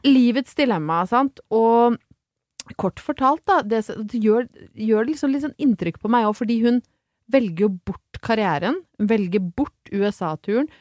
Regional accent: Brøttum, Innlandet, Norway; til å være fra Brøttum

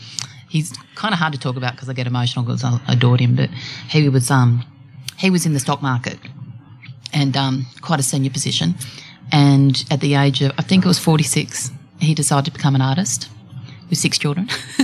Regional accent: Sydney, New South Wales, Australia; I grew up in Wurrunga. In northern Sydney.

